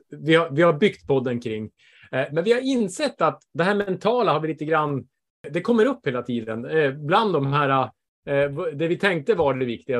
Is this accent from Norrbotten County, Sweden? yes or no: yes; Bergsviken, Norrbotten County, Sweden; moved away; jag är hemma i Bergsviken i back in, eh, back in my home